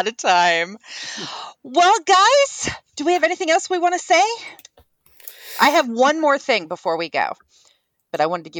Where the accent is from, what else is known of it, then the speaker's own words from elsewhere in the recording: California, United States; The Raiders had training camp here in my hometown while he was here and while Coach Flores was coaching the Raiders.